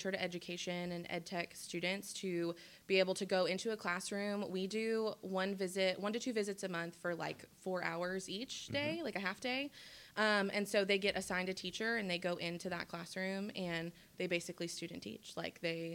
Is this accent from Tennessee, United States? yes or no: yes; Memphis, Tennessee, United States; now in Bryant, United States; I'm originally from Memphis, Tennessee, and that's where I went to school